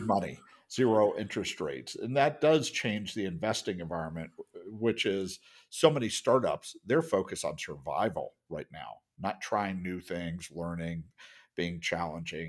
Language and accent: English; United States; As an American